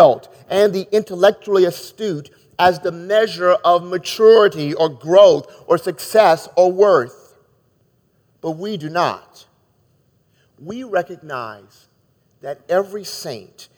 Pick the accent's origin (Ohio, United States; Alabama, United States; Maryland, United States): Maryland, United States; moved away as an adult; now in Chicago, United States; growing up in Maryland